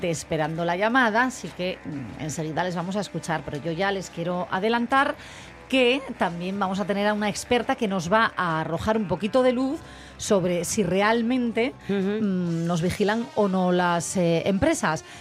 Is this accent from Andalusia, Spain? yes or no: no; Asturias, Spain; cómo somos los asturianos